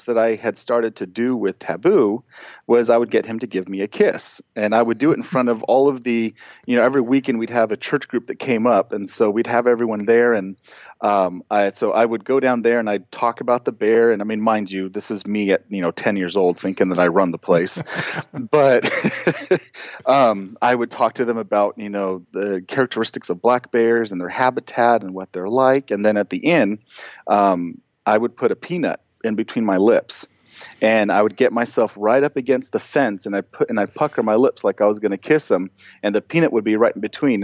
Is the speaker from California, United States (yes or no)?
yes; San Bernardino National Forest, California, United States; we grew up in the San Bernardino National Forest.